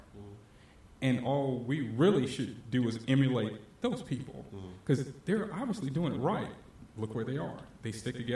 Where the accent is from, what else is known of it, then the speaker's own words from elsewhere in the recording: Hampton, Virginia, United States; I born and raised in Hampton